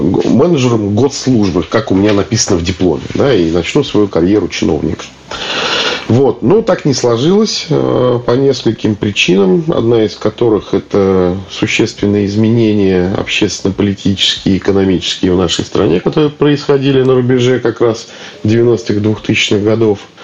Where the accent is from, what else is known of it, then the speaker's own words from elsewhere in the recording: Kaluga, Kaluga Oblast, Russia; moved away as an adult; now in Saint Petersburg, Russia; я сам из Калуги